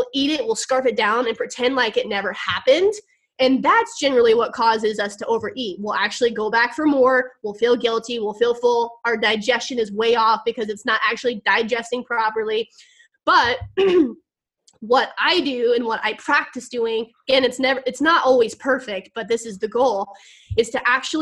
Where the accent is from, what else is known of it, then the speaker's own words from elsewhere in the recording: Missouri, United States; moved away; I'm down in Missouri, in my hometown